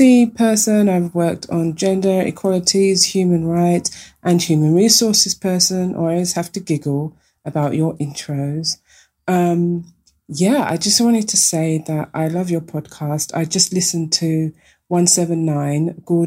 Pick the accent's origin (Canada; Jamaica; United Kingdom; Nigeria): United Kingdom; London; moved away as an adult; now in Vienna, Austria; I'm a Londoner from, grew up in Tower Hamlets